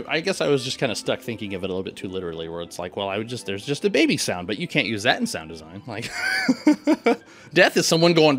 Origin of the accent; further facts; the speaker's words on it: Midwest, United States; growing up in the Midwest